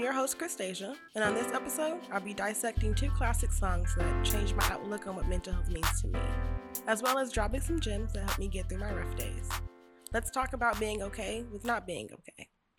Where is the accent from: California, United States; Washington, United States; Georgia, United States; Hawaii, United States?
California, United States; Bakersfield; also born or lived in Sacramento; I am 26 years old. I'm from Bakersfield, California, East Side.